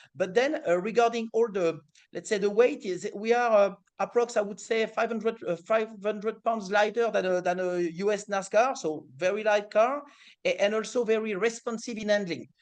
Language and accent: English; France; accent: French; English is a second language; my French accent